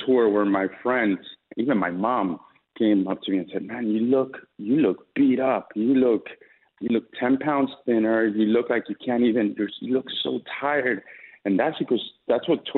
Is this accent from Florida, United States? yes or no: yes; Miami, Florida, United States; we're both from Miami